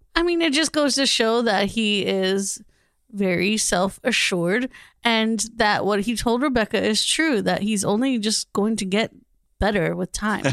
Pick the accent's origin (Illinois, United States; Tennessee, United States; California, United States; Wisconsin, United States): California, United States; Southern; I grew up in Southern California